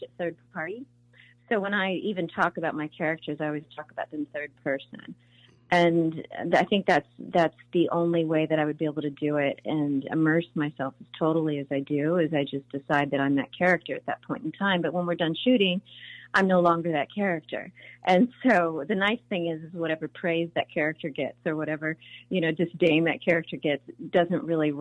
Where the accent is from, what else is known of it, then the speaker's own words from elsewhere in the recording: Burbank, California, United States; when I was a little kid, I grew up in Burbank